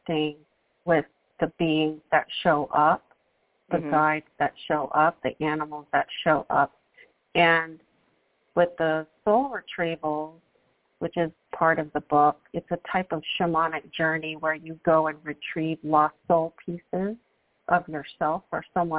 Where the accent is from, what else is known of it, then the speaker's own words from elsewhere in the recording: New York City, New York, United States; I'm a girl from New York City